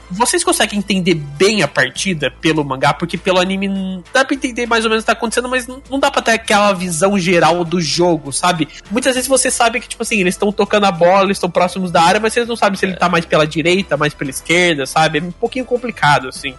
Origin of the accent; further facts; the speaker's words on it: Brazil; a gente é brasileiro